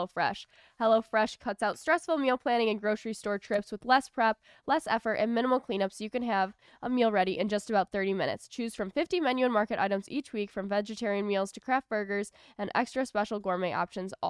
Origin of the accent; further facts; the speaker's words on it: Detroit, Michigan, United States; Metro Detroit from Michigan